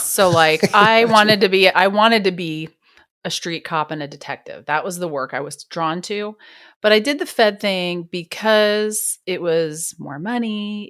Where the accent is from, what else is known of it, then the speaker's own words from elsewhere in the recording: New Jersey, United States; also born or lived in New York; now in Wichita, United States; I was born in the Bronx and raised in New Jersey. Oh, wow. So at about first grade, my parents are hardcore New Yorkers, lots of family in New York. We moved to New Jersey, but I was always in New York